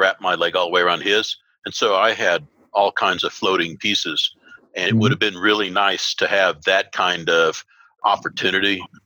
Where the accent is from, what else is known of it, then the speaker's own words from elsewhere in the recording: Jacksonville, Florida, United States; moved away; I grew up in Jacksonville for a number of years